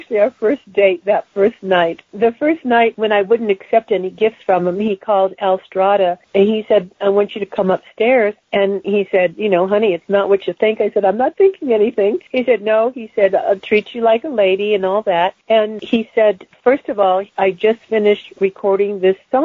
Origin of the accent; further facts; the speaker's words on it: Hawaii, United States; I grew up in Hawaii.